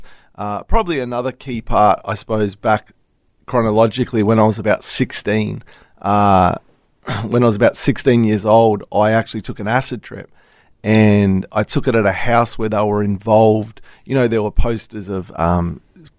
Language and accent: English; Melbourne, Victoria, Australia; now in Gold Coast, Australia; I was born in Melbourne